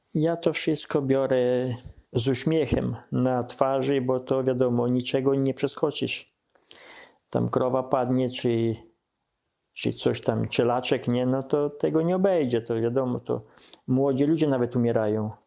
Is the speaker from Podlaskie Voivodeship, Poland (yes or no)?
yes; Podlaskie Voivodeship, Poland